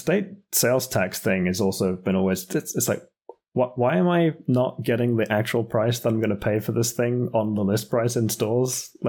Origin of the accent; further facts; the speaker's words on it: United Kingdom; moved away as an adult; also born or lived in United States; now in Europe; So as a Brit, looking in at the American politics from the outside, and I'm a Brit living in Europe, and I've also lived in the States briefly when I was a kid